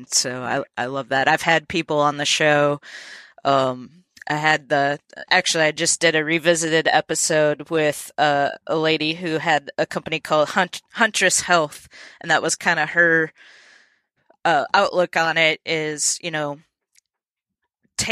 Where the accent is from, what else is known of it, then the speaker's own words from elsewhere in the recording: Minnesota, United States; now in Nashville, United States; I'm from Minnesota originally